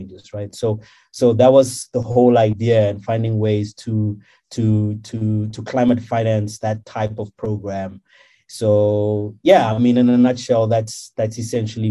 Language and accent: English; South Africa; moved away as an adult; growing up in Kharankua